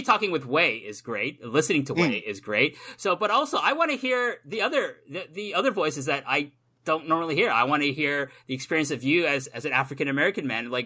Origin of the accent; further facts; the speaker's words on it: Toronto, Ontario, Canada; moved away as an adult; also born or lived in South Korea; now in Japan; I was born in South Korea. I grew up in Toronto. I live in Japan now